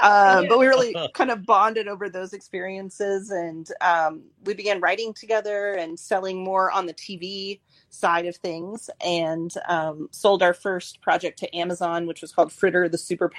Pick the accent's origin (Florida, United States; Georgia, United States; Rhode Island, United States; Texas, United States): Florida, United States; Tampa; I grew up in Florida, Tampa specifically